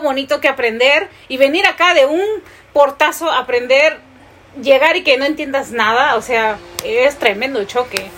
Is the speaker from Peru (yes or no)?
yes; Peru; moved away as an adult; now in United States; uno de niño ahí en Perú